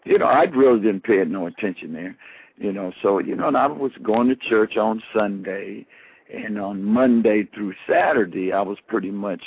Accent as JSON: {"language": "English", "town": "Colorado Springs", "region": "Colorado", "country": "United States", "tie": "born or raised there", "also_born_or_lived": "Texas", "said": "I'm from Texas originally, but I was raised in Colorado Springs."}